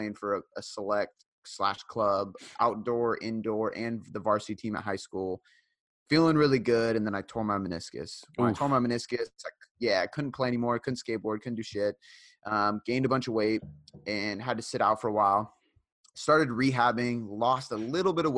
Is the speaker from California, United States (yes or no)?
no; Seattle, Washington, United States; also born or lived in Fife, Washington; I am from Seattle, Washington, so born and raised